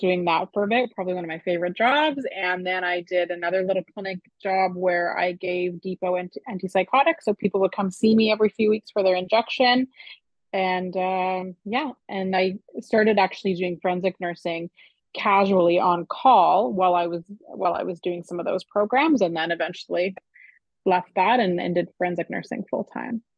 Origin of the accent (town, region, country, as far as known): Canada